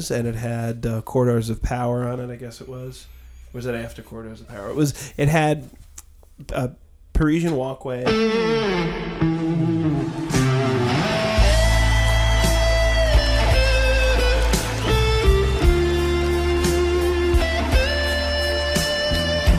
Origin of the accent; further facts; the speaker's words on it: White Plains, New York, United States; I grew up in White Plains, which is a suburb of New York City